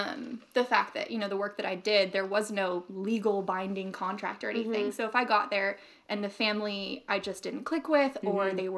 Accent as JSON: {"language": "English", "country": "United States", "also_born_or_lived": "Australia", "accent": "American"}